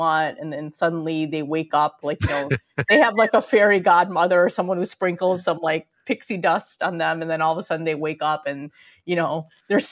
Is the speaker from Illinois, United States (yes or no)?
yes; Chicago, Illinois, United States; I grew up in Chicago, which was more racially diverse